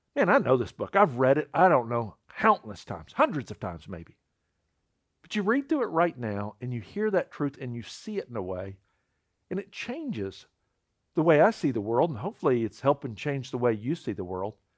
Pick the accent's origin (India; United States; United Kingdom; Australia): United States; I'm an American citizen